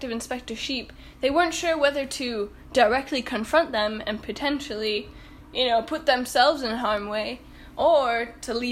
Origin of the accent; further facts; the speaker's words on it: Nebraska, United States; And we ship them off not only around my home state of Nebraska